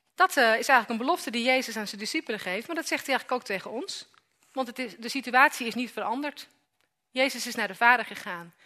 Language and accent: Dutch; Amersfoort, Utrecht, Netherlands; ik kom uit Amersfoort